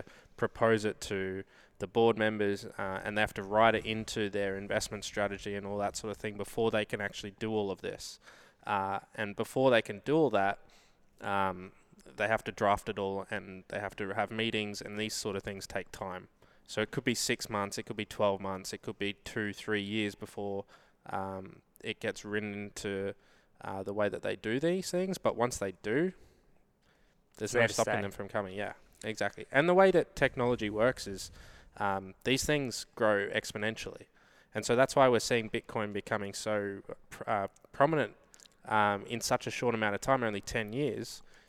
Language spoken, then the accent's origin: English; Australia; We hit the lotto, being Australian.